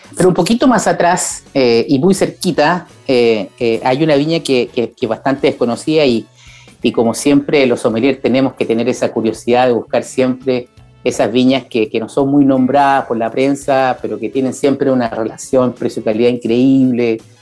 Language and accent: Spanish; Chile; en Chile porque somos un país andino con vista al mar